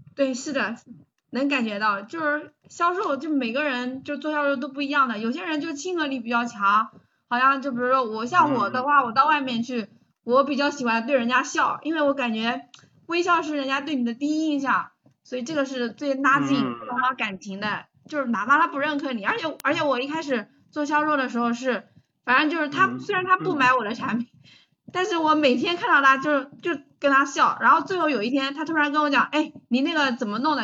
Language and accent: Chinese; Taizhou, Jiangsu, China; 我来自江苏泰州